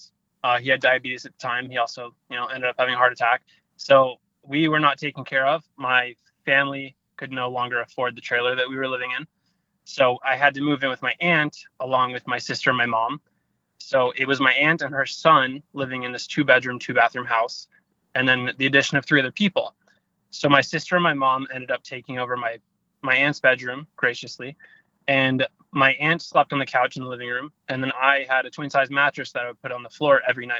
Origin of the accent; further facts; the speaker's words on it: St. Charles, Missouri, United States; from the time I was 0 years old until I was 18, I grew up in St. Louis, Missouri, like 30 minutes north in a town called St. Charles, Missouri.